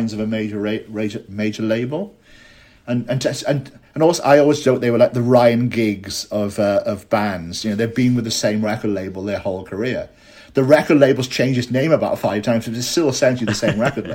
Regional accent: Hay-on-Wye, Wales, United Kingdom; also born or lived in Cardiff; my hometown of Hay-on-Wye

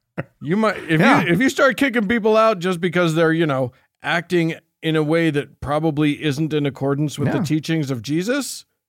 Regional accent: Romania; and I'm from Romania. It's too close to Russia.

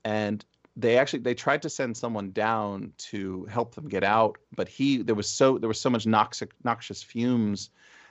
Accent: Essex County, New Jersey, United States; moved away as an adult; now in Berkshires, Massachusetts, United States; Essex, my home county

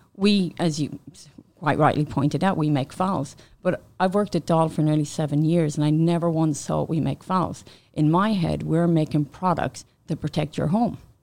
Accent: Ireland; moved away as an adult; also born or lived in Manchester, United Kingdom; now in Canada; I worked in Ireland before, and then I moved to the U K.

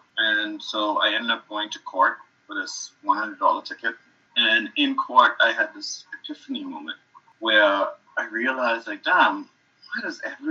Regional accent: Bahamas; moved away as an adult; also born or lived in Harlem, New York; now in United States; I am originally from the Bahamas, and I moved here to do my MFA

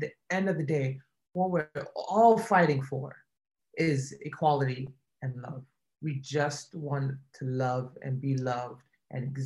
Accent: Nigeria; moved away; my experience growing up in Nigeria

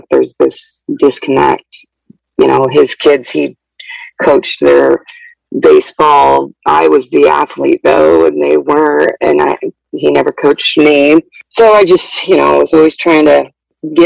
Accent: Oregon, United States; I'm 36, and I'm from Oregon

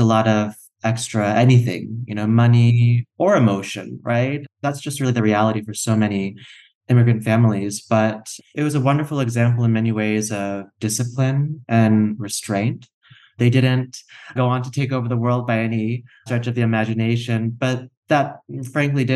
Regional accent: Tallahassee, Florida, United States; also born or lived in Shreveport, Louisiana / South Korea; now in Los Angeles, United States; I grew up in Tallahassee, Florida, right in the Panhandle

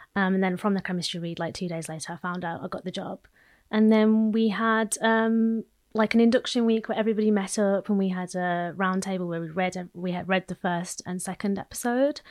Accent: Midlands, United Kingdom; I'm a Midlands girl

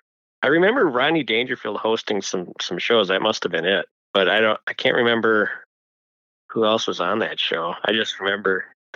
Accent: Saint Paul, Minnesota, United States; St. Paul. Yes. Which is my lovely hometown.

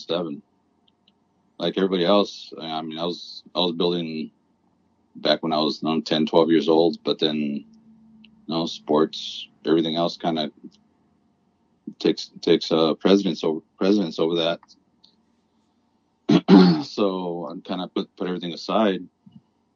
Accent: Southern California, United States; I'm from Southern California. I've always lived here.

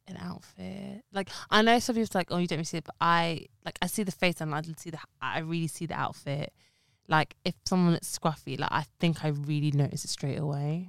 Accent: London, United Kingdom; I've been in East London, babe, since day one

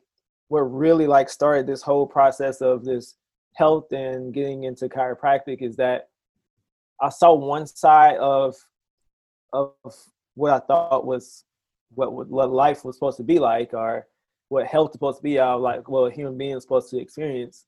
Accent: South Mississippi, United States; So I'm originally from Mississippi, Alara, Mississippi

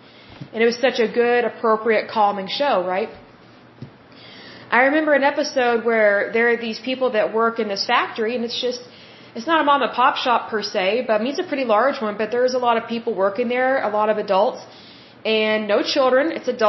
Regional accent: Oklahoma, United States; I'm from Oklahoma

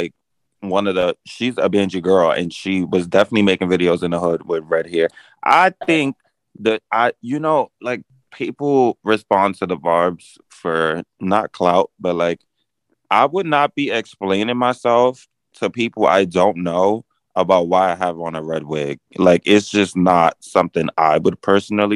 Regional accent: New York City, New York, United States; I'm from the Bronx

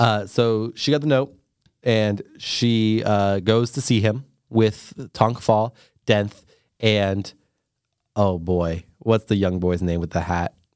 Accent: United States; I am American

